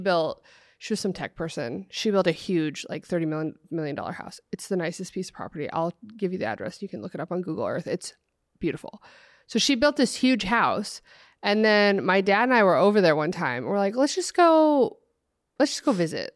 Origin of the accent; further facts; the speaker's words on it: Oregon, United States; I grew up in Oregon, like, out in the country